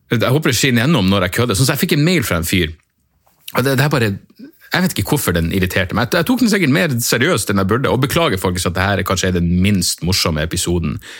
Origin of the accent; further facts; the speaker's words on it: Northern Norway, Norway; accent: Northern Norwegian dialect; jeg er nordlending